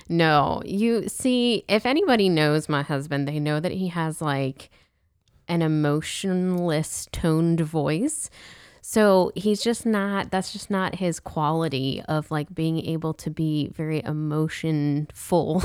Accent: Pittsburgh, Pennsylvania, United States; also born or lived in Steubenville, Ohio; now in Louisiana, United States; I'm from Pittsburgh

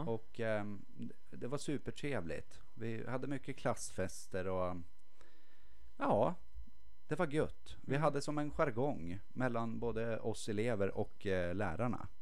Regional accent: Torvalla, Jämtland, Sweden; jag är uppväxt i Torvalla Okej. i Jämtlands län

